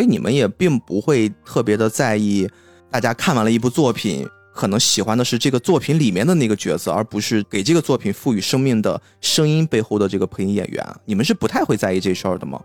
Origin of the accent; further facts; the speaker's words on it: China; 我们中国人